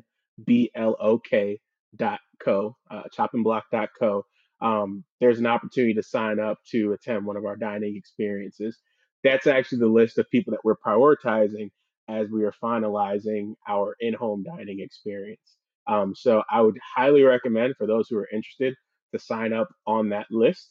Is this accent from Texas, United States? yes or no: yes; Houston, Texas, United States; also born or lived in Missouri / Philadelphia; I grew up in the Houston area